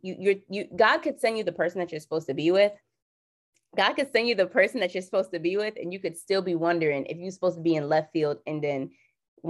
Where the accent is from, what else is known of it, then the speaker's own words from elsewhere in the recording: Jamaica; I'm Jamaican